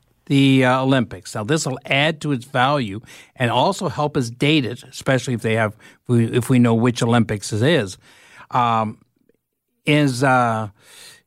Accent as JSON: {"language": "English", "town": "Toronto", "region": "Ontario", "country": "Canada", "tie": "born or raised there", "said": "my hometown of Etobicoke"}